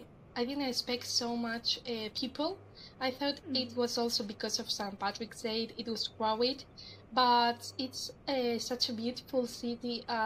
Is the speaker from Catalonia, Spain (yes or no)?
no; Madrid, Community of Madrid, Spain; English is a second language; moved away as an adult; now in Cork, Ireland; I'm 20 years old and I'm from Madrid, Spain.